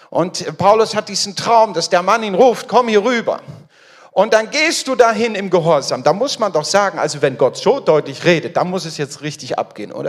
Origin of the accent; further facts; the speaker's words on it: Frankfurt am Main, Hesse, Germany; bin verheiratet. Wir haben drei Kinder. Ich komme aus der Nähe, aus Frankfurt am Main